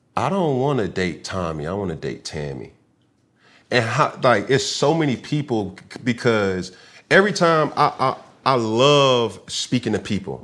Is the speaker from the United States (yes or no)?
yes; the South, United States; I'm from the South.